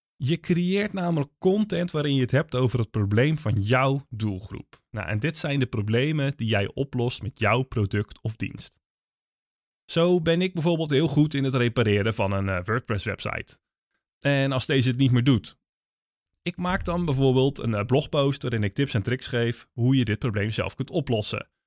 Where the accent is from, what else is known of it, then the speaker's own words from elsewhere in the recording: Netherlands; wij als Nederlanders